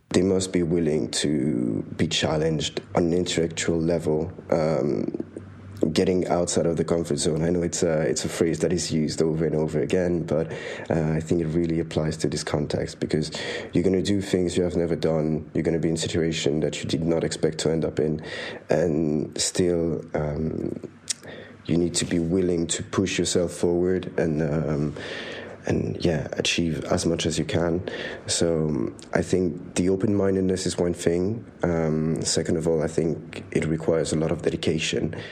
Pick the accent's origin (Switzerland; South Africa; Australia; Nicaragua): Switzerland; moved away as an adult; now in London, United Kingdom; I am from Switzerland. I'm studying in London.